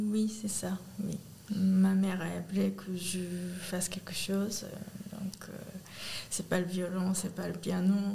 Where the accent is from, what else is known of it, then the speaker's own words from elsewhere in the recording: Kamakura, Kanagawa, Japan; French is a second language; moved away as an adult; now in Aulnay-sous-Bois, France; Je viens de Kamakura.